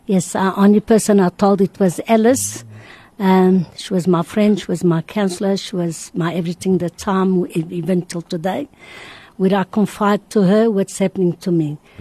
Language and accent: English; Madeira, Portugal; now in South Africa; I was born in Madeira. I'm here 49 years.